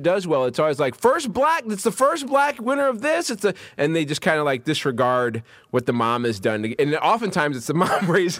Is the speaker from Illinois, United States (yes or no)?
yes; Chicago, Illinois, United States; I grew up in Chicago, uh-huh. Very American, like live here and learn this place type of childhood.